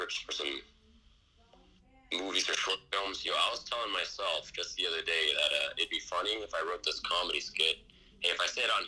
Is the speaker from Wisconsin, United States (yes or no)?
no; Pleasanton, California, United States; I'm actually from Pleasanton. I'm from the East Bay.